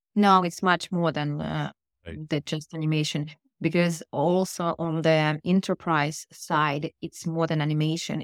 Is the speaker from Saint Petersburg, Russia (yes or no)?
yes; Saint Petersburg, Russia; first language Russian; English is a second language; moved away as an adult; also born or lived in Daytona Beach, United States / Boston, United States; now in Israel; I was born in the Soviet Union in Russia in yep. beautiful city Saint Petersburg